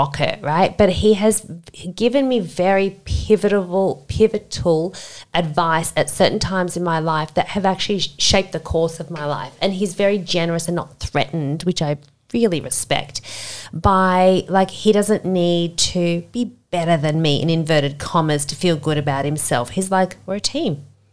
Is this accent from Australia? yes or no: yes; Sydney, New South Wales, Australia; I grew up in Castle Hill, if you know, that's basically like suburban Sydney, very middle class